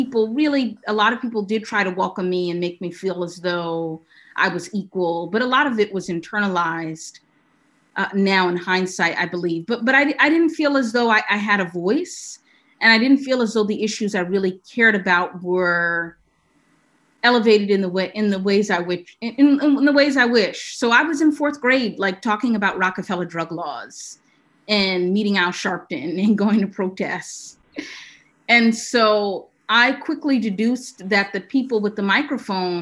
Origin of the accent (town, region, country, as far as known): New York City, New York, United States; born or raised there; moved away as an adult; also born or lived in Vermont; now in Washington, D.C., United States